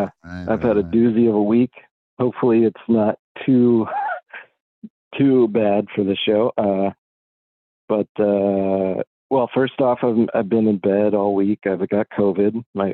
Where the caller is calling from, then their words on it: Massachusetts, United States; from Western Massachusetts.